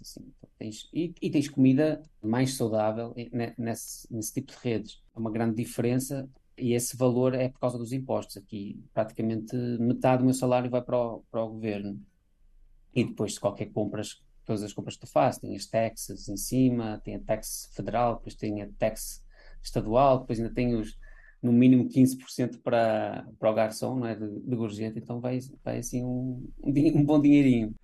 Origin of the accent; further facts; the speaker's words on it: Portugal; also born or lived in Brazil; now in Los Angeles, United States; eu nasci em Portugal, eu fui feito como português